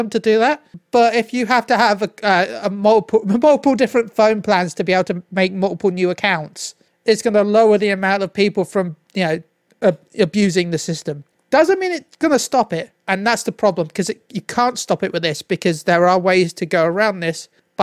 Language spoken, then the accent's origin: English; United Kingdom; I'm British